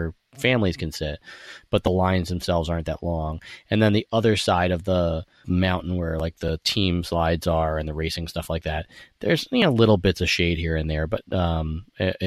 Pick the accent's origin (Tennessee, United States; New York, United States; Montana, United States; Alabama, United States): New York, United States; being a New Yorker